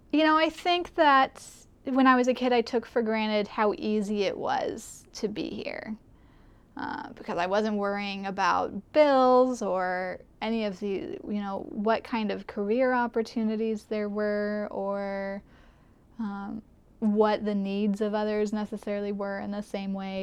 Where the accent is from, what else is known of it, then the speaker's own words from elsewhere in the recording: Kula, Hawaii, United States; also born or lived in Arizona; I grew up here, born and raised on Maui in Kula, which is where I still live now